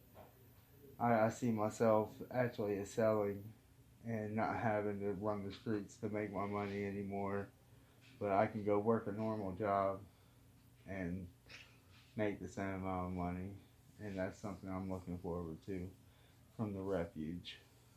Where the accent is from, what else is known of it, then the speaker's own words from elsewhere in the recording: Columbus, Ohio, United States; also born or lived in Kentucky; born in Kentucky, moved to Columbus, Ohio when I was real young, 5, 6.